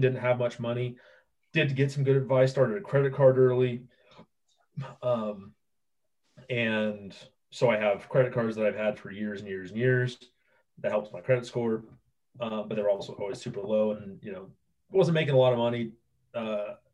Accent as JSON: {"language": "English", "region": "Oregon", "country": "United States", "tie": "born or raised there", "moved": "as an adult", "lives_now": "Idaho, United States", "said": "I was born and raised in Oregon"}